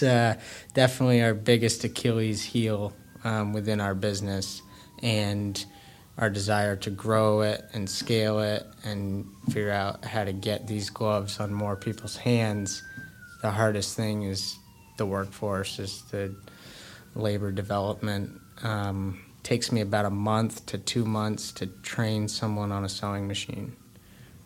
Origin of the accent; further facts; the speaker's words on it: Brookfield, Vermont, United States; I grew up in Brookfield, Vermont, which is one town over from Randolph